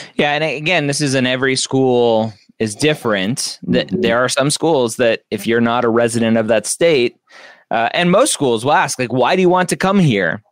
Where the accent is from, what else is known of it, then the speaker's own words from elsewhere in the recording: Southern California, United States; I grew up in Southern California